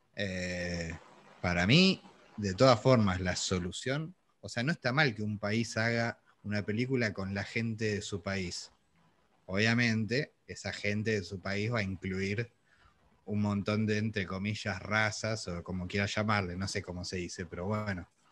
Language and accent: Spanish; Argentina; nosotros somos argentinos